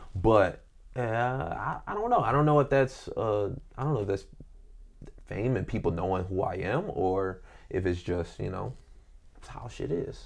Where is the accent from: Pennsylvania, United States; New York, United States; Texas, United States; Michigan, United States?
Michigan, United States; Detroit; moved away; I grew up in Detroit